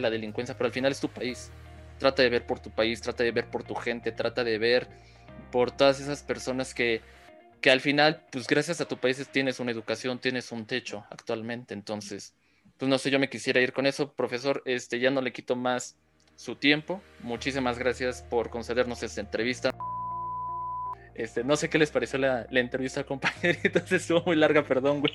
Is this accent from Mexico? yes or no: yes; Mexico; nosotros como mexicanos